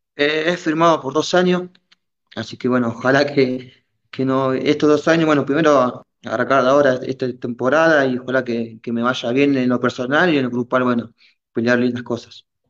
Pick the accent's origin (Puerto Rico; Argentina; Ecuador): Argentina; moved away as an adult; now in Peru; de chico, cuando yo estaba en Argentina